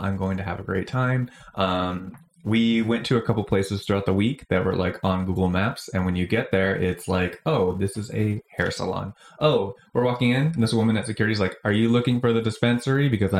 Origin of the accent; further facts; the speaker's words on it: California, United States; I'm from here. This is a desert with stolen water.